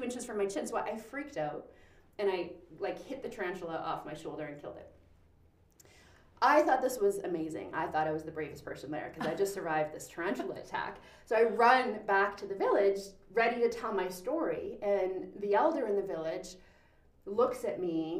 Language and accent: English; Powell River, British Columbia, Canada; I was born in Powell River Hospital